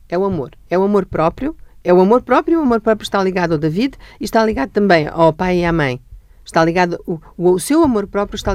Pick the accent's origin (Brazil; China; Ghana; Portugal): Portugal; Almada, Setúbal; Eu sou da Almada e gosto muito do subúrbio, é lá que eu vivo